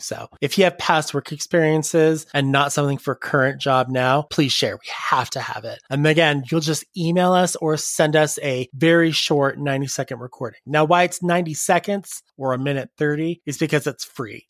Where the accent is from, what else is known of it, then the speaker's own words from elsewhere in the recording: Salt Lake City, Utah, United States; I am essentially from Salt Lake City, Utah